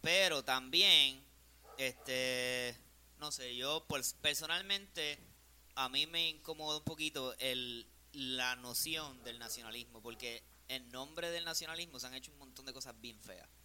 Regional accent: Puerto Rico; yo me considero tan puertorriqueño como cualquier puertorriqueño

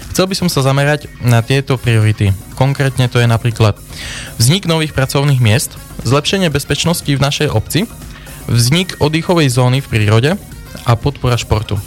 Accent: Dlhé nad Cirochou, Prešov Region, Slovakia; pochádzam z obce Dole na Cirochov. kde som sa narodil vyrastal

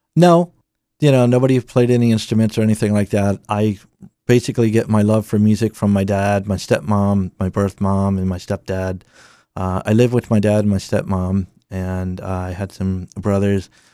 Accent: Claymont, Delaware, United States; I, I'm from Claymont, Delaware. I lived in Claymont just about my entire life.

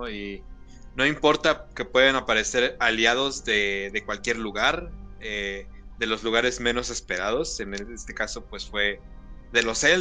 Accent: Mexico; nosotros que somos mexicanos

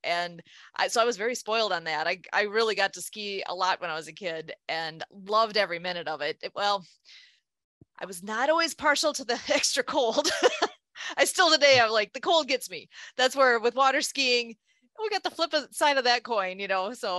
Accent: Rice Lake, Wisconsin, United States; I'm originally from Rice Lake, Wisconsin, which is about equal with the Twin Cities.

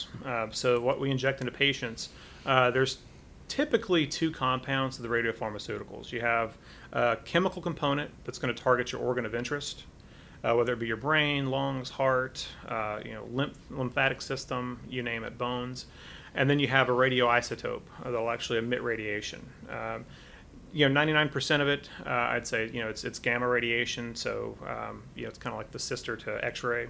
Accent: Athens, Alabama, United States; moved away as an adult; also born or lived in Decatur, Alabama / Chicago / Michigan / Phoenix; I was born in Decatur, Alabama. Grew up in a little town north of there, Athens, Alabama, kind of west of Huntsville

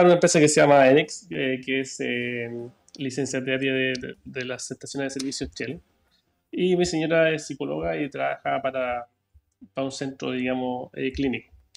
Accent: Santiago, Santiago Metropolitan Region, Chile; also born or lived in Toronto, Canada; now in Braunau, Chile; yo nací en, Canadá, para quienes me conocen, 1981, Toronto, Canadá. Llegué a Chile año 90, siempre en Santiago. Y mm, nada, hice toda mi vida, todo mi estudio

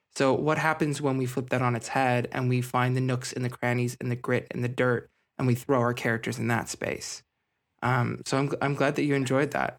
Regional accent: Scarborough and Ajax, suburbs of Toronto, Ontario, Canada; I grew up in a, a suburb of Toronto. I was, I was in Scarborough and Ajax

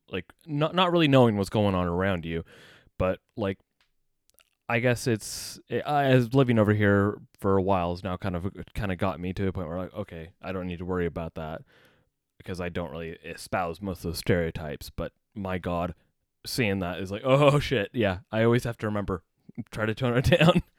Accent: United States; moved away as an adult; now in United Kingdom; as an American

